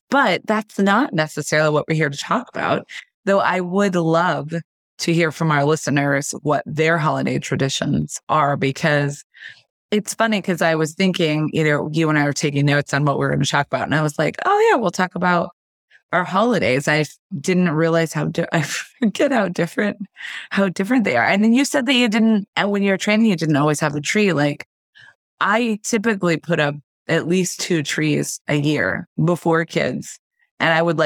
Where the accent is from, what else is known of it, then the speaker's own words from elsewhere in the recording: Kansas, United States; now in Florida, United States; I was raised in Kansas